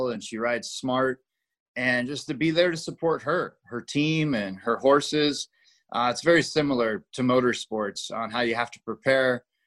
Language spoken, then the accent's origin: English; Las Vegas, Nevada, United States; my hometown track